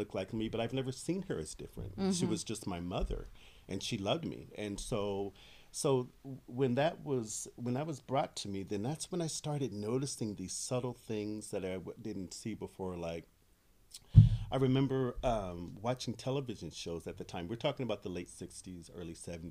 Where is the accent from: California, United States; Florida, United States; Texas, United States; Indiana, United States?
California, United States; Sacramento; I'm born and raised in Sacramento.